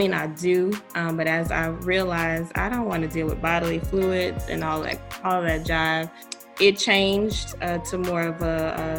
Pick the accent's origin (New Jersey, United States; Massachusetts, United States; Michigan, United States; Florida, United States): Florida, United States; Tallahassee; also born or lived in Orlando, Florida; I'm from Tallahassee, Florida